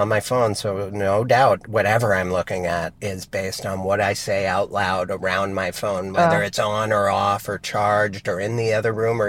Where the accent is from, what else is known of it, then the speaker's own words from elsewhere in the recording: Brooklyn, New York, United States; accent: Brooklyn; that's when my Brooklyn accent comes out